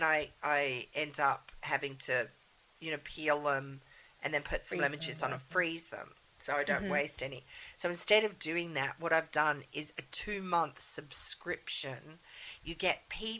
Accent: Sydney, New South Wales, Australia; being born and raised in Sydney

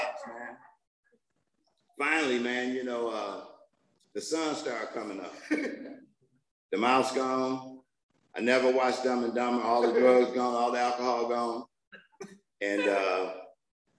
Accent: Detroit, Michigan, United States; I'm from Detroit

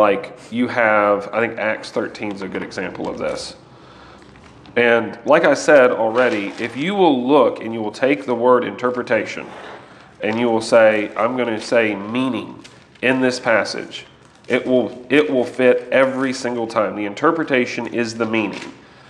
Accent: United States; I'm an American.

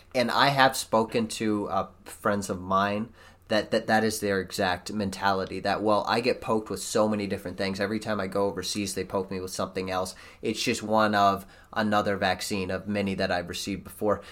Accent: United States; as an American

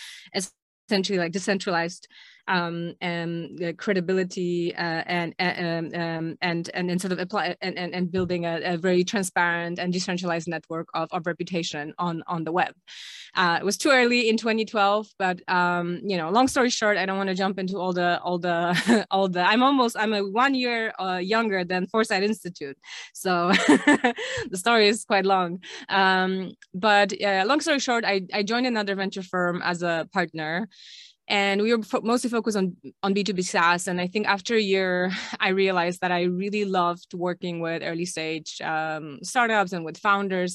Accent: Krakow, Lesser Poland, Poland; I'm originally from Poland, from Krakow, grew up here

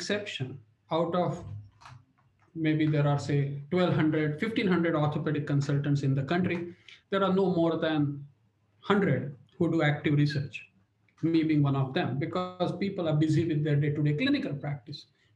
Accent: India; moved away as an adult; now in United Kingdom; I grew up in India. I came over to UK 1995.

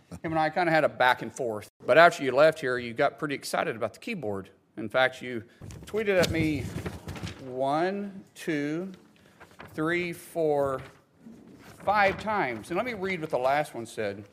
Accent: Oklahoma, United States; I'm a guy from Oklahoma first

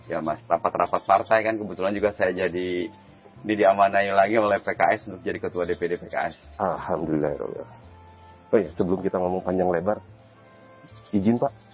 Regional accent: Jakarta, Indonesia; Saya besar di sana di Jakarta, ibu rumah tangga, bapak seorang supir taksi. Sehingga saya dididik dengan didikan Betawi ya.

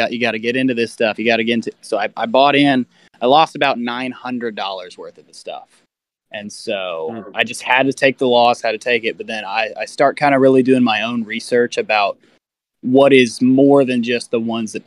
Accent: Tennessee, United States; also born or lived in College Station, Texas; now in Brentwood, United States; grew up in Tennessee as well, played middle school with Ethan

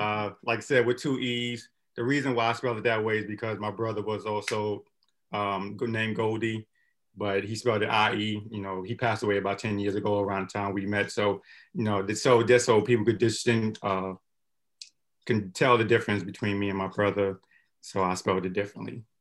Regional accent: Brooklyn, New York, United States; growing up in Brooklyn

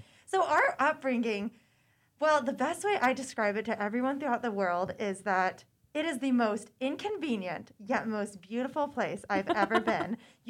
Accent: Fairbanks, Alaska, United States; also born or lived in Georgia; I was born in Georgia, but raised in Fairbanks.

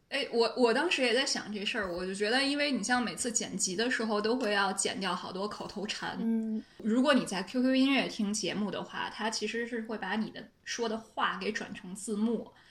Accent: Beijing, China; accent: Beijing accent; 我有北京腔

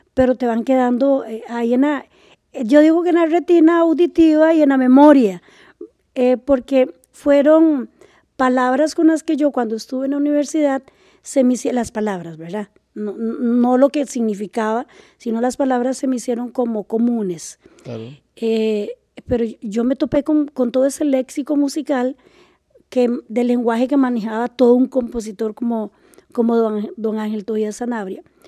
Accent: Liberia, Guanacaste, Costa Rica; moved away as an adult; also born or lived in San José; yo pasé mi niñez y, mi adolescencia en Liberia, ¿verdad? En Liberia

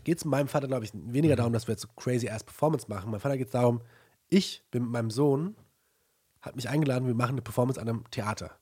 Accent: Germany; ich bin in Deutschland aufgewachsen

